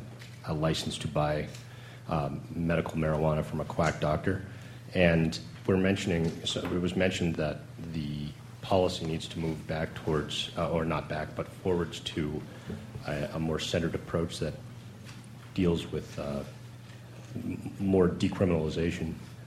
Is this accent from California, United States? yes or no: yes; Southern California, United States; I'm from Southern California